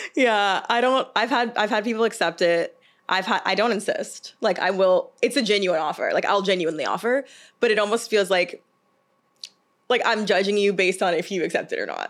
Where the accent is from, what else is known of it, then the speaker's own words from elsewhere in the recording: the South, United States; I'm from the South.